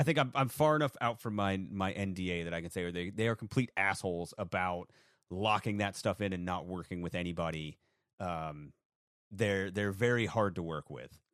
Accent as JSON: {"language": "English", "region": "Maine", "country": "United States", "tie": "born or raised there", "said": "I I grew up in Maine."}